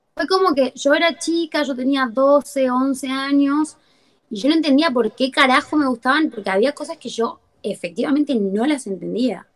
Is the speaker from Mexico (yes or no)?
no; Libertador General San Martín, Jujuy, Argentina; moved away as an adult; also born or lived in Fraile Pintado, Argentina; now in Buenos Aires, Argentina; mi provincia, que es Jujuy